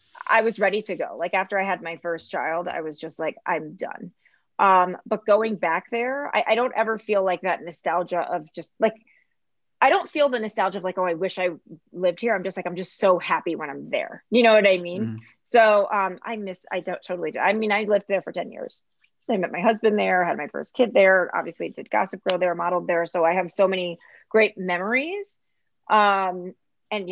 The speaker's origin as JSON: {"language": "English", "town": "Rochester", "region": "New York", "country": "United States", "tie": "born or raised there", "also_born_or_lived": "Miami / Istanbul / Chicago", "moved": "yes", "said": "my hometown, Rochester, New York"}